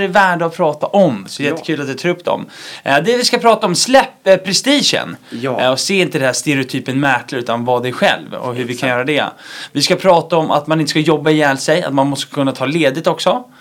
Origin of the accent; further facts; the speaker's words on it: Gotland, Sweden; accent: Gotlandic; jag är ju själv från Gotland så jag pratar egentligen gotländska också